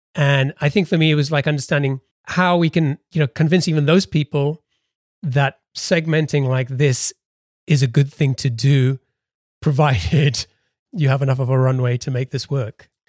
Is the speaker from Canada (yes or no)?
no; England, United Kingdom; we're both British. We both grew up in England